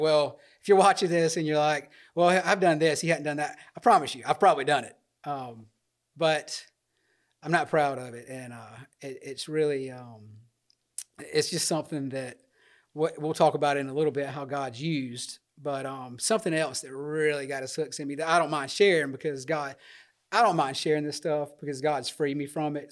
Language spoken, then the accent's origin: English; Dothan, Alabama, United States; Born and raised in Dothan